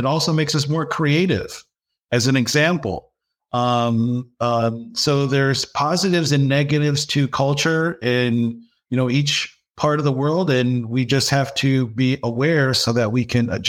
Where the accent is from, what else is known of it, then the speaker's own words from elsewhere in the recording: Dearborn, Michigan, United States; Yes, I was born in Dearborn, Michigan.